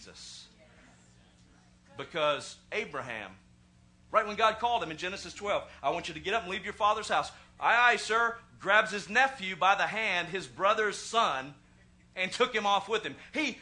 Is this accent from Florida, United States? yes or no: no; Arkansas, United States; I was born in Arkansas